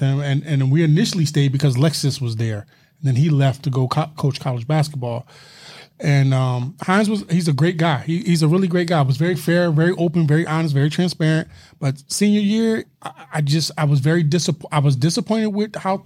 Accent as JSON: {"language": "English", "town": "Philadelphia", "region": "Pennsylvania", "country": "United States", "said": "I'm from Philly"}